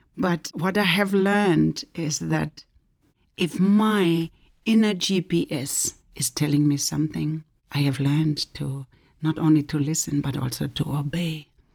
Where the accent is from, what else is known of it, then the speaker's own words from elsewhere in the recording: Germany; moved away as an adult; also born or lived in West Africa; now in United States; I am originally from Germany, but I'm now living in the United States